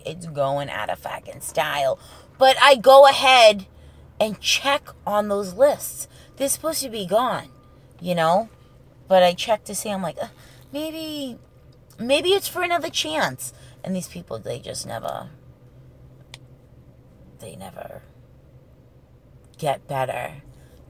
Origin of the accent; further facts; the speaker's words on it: New England, United States; this is the 80s, okay? And we're from the New England area